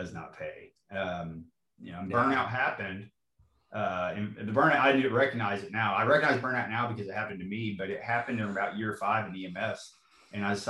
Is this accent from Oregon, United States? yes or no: no; Friendswood, Texas, United States; I'm from the Houston area. I grew up around it. I'm in one of those communities that you don't know where Houston starts and begins. I grew up in the Friendswood Clear Lake area